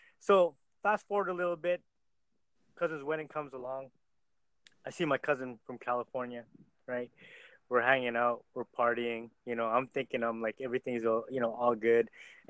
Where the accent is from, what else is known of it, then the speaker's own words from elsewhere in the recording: Vancouver, British Columbia, Canada; I'm from Vancouver, Canada